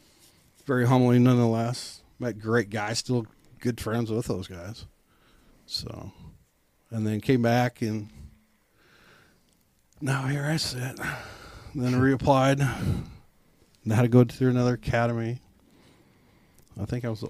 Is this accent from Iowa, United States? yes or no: yes; Iowa, United States; moved away as an adult; now in Kansas City, United States; growing up on an Iowa farm boy